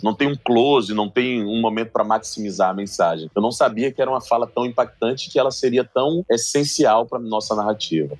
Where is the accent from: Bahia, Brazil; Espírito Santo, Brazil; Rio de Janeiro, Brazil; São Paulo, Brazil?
Bahia, Brazil; Salvador; Lá na Bahia, em Salvador, tudo bem que é minha terra